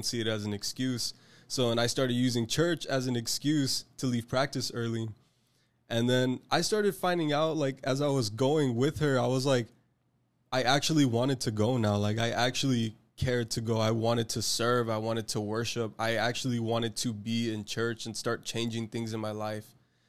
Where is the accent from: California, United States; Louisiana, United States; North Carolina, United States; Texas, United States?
Texas, United States; Harlingen; I was born and raised in Harlingen, Texas, and I'm 23 years old.